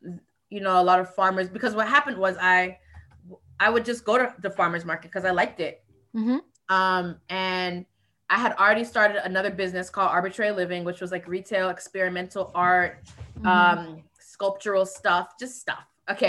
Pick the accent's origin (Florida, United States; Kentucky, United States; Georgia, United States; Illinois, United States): Florida, United States; also born or lived in Virgin Islands; I grew up in South Florida and in the Virgin Islands.